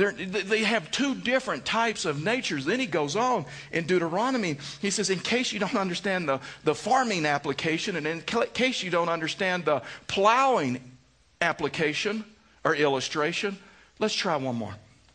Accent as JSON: {"language": "English", "region": "the Bible Belt", "country": "United States", "said": "And you know, I come from the Bible Belt and was at a mega church before we came here."}